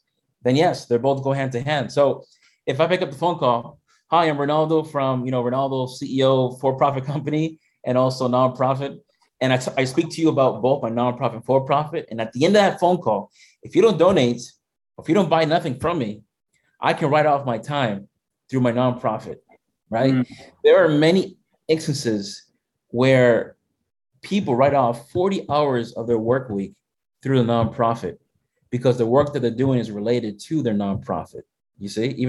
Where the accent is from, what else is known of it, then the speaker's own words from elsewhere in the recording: Massachusetts, United States; I was born here in Massachusetts. My family came from the Dominican Republic